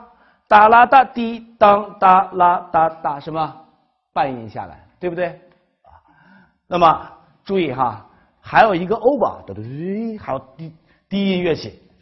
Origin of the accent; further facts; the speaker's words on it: China; 我们中国人的听觉当中